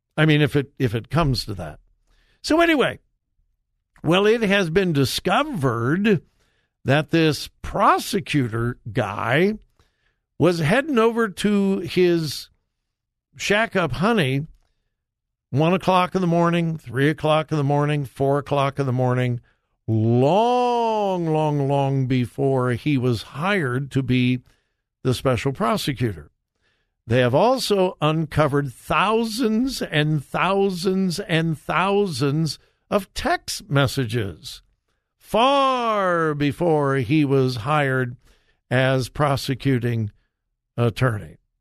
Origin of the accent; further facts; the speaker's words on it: California, United States; my home state of California